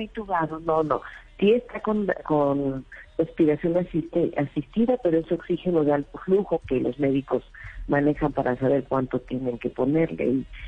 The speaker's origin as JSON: {"language": "Spanish", "town": "Mérida", "region": "Yucatán", "country": "Mexico", "tie": "born or raised there", "said": "Mérida, la ciudad donde nací, donde vivimos en Yucatán"}